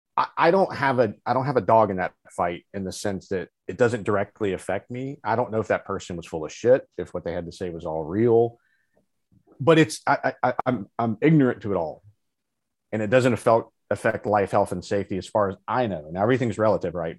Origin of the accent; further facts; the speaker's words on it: Alabama, United States; I grew up in Alabama.